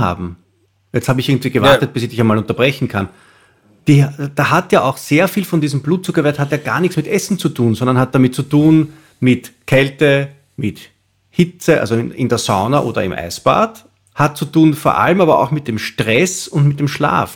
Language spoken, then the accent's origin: German; Austria; wie wir in Österreich